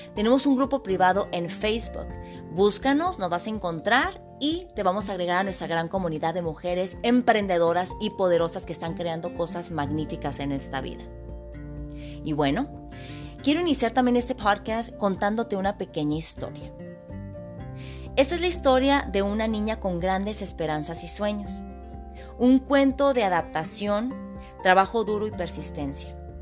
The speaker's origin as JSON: {"language": "Spanish", "town": "Hermosillo", "region": "Sonora", "country": "Mexico", "tie": "born or raised there", "moved": "yes", "lives_now": "United States", "said": "Soy originaria de Hermosillo, Sonora, México. Llevo radicando en Estados Unidos aproximadamente 30 años"}